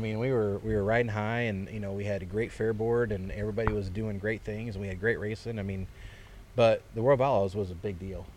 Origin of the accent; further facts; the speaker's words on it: Fairbury, Illinois, United States; I was born and raised in Fairbury.